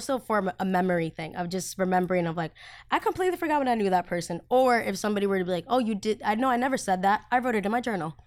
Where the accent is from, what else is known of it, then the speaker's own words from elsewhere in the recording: United States; first language Spanish; English is a second language; also born or lived in Colombia; I'm from America